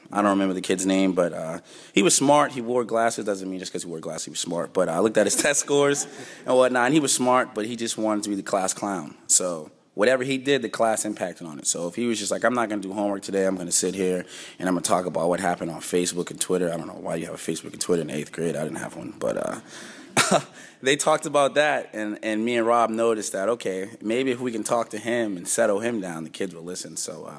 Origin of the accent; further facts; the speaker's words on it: Boston, Massachusetts, United States; I'm from Boston, Massachusetts. I'm a sophomore, and I play running back.